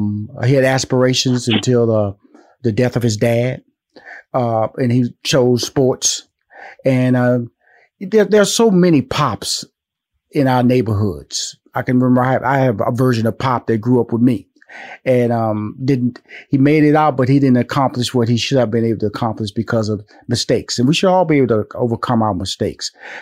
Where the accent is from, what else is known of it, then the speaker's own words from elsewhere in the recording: Houston, Texas, United States; Now, I'm from Houston. That was my freshman year in high school.